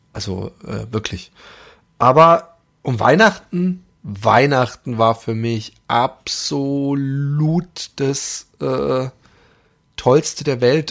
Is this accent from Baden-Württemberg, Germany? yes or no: yes; Karlsruhe, Baden-Württemberg, Germany; bei uns in Karlsruhe, also beziehungsweise zwischen Karlsruhe und Ettlingen